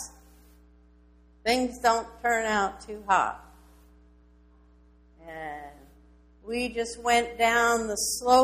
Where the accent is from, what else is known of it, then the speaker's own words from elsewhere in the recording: Philadelphia, Pennsylvania, United States; moved away; also born or lived in Levittown, Pennsylvania / outside Boston, Massachusetts / Illinois; I was born and raised out east, Philadelphia